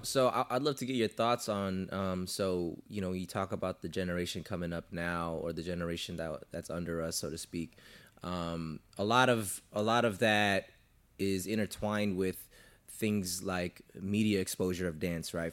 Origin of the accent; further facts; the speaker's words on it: Southern California, United States; I'm from SoCal